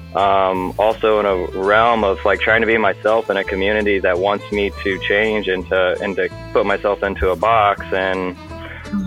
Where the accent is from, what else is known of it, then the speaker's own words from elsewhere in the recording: Alton, Illinois, United States; I'm from Alton, Illinois